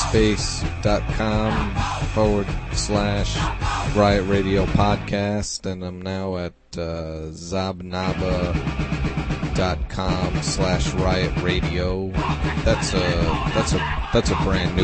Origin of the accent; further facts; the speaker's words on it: New York, United States; I grew up in New York, and I grew up going to shows, local punk shows